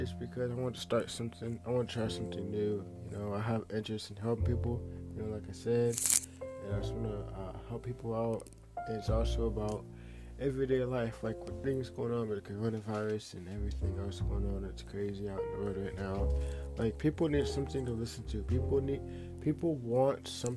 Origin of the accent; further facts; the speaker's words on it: Akron, Ohio, United States; I am an artist from Akron, Ohio